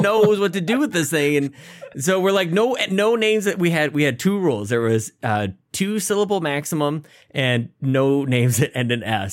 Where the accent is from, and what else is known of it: Canada